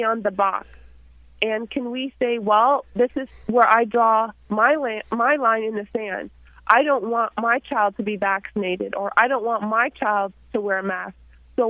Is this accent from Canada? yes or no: yes; Canada; I'm a Canadian